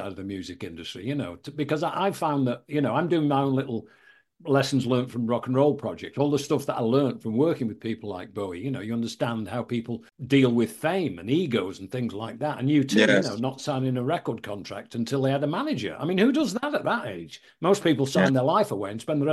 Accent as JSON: {"language": "English", "town": "Manchester", "region": "North West England", "country": "United Kingdom", "said": "I'm a Mancunian"}